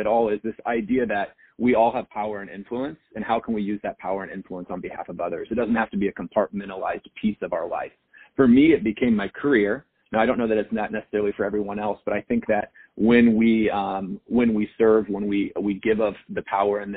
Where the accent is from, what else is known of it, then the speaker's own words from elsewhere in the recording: Wichita, Kansas, United States; in Kansas, where I grew up in Wichita